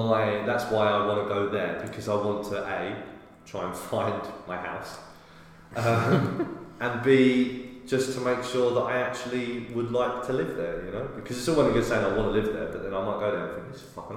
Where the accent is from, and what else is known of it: United Kingdom; accent: British